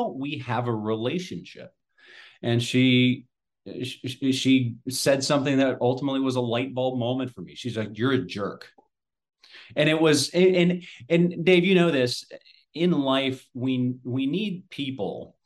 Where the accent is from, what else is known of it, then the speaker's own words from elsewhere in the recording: Southwest Ohio, United States; I'm a Midwestern boy, so I was born and raised in Southwest Ohio.